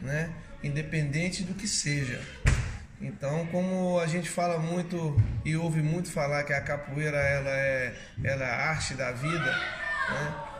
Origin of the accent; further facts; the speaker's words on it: Curvelo, Minas Gerais, Brazil; Eu comecei em 1984, na cidade onde eu nasci, Curvelo, Minas Gerais